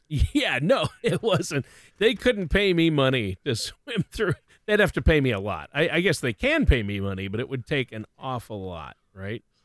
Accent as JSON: {"language": "English", "town": "Worthington", "region": "Minnesota", "country": "United States", "tie": "born or raised there", "said": "the drive-in in my hometown in Worthington, Minnesota"}